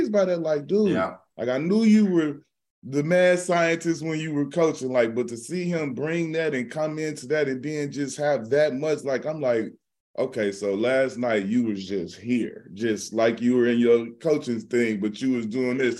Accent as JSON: {"language": "English", "region": "Midwest", "country": "United States", "moved": "yes", "said": "I'm not from the West Coast. I'm from the Midwest, so they really don't know me right like that out West"}